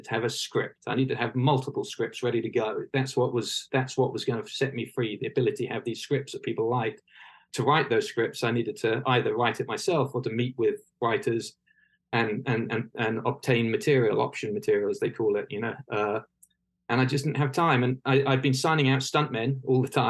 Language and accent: English; the Home Counties, South East England, United Kingdom; moved away as an adult; also born or lived in Winchester; now in Los Angeles, United States; I was born in Winchester. I didn't spend very much time there. I grew up in the home counties, which is sort of Berkshire, Windsor, Maidenhead